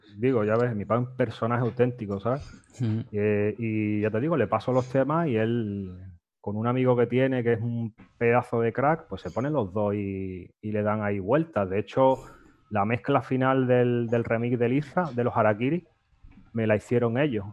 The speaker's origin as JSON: {"language": "Spanish", "town": "Fuengirola", "region": "Andalusia", "country": "Spain", "tie": "born or raised there", "said": "yo soy de Fuengirola y allí en, mi barrio, en los boliches, pues nos íbamos los fines de semana, ya esto con 14, 15"}